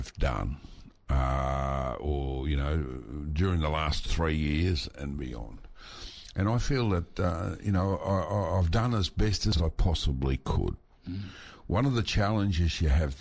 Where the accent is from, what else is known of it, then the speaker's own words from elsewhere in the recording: Mareeba, Queensland, Australia; I grew up in Mareeba, many of my school friends were Indigenous.